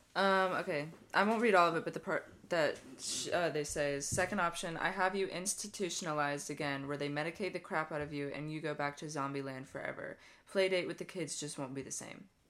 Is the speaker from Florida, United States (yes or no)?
yes; Lake City, Florida, United States; growing up in Lake City